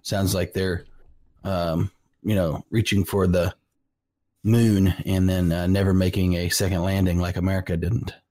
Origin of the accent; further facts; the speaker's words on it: California, United States; now in Oklahoma, United States; I grew up in California.